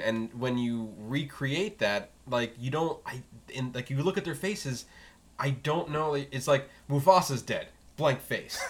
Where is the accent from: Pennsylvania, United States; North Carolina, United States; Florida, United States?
Florida, United States; as a Flor- uh, Floridian